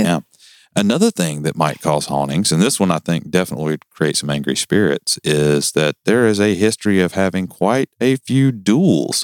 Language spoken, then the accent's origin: English; the South, United States; Don't make fun of my accent. I'm from the South. I can't help it.